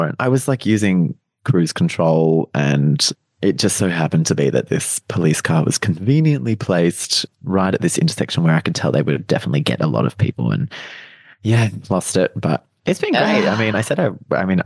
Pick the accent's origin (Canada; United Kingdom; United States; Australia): Australia; now in Melbourne, Australia; back near my hometown.